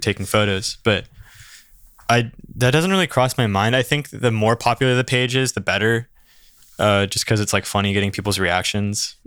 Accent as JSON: {"language": "English", "town": "Santa Barbara", "region": "California", "country": "United States", "tie": "born or raised there", "said": "I grew up here in Santa Barbara, born in Santa Barbara College Hospital, went to school here, spent my whole life here"}